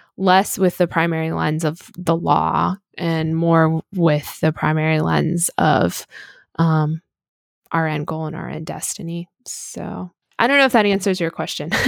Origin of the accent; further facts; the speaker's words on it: United States; as an American